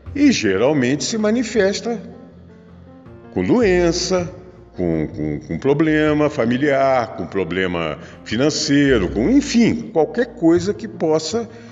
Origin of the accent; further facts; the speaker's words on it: Rio de Janeiro, Brazil; Eu eu sou natural do Rio de Janeiro, nasci em Jacarepaguá, no Rio de Janeiro, em casa.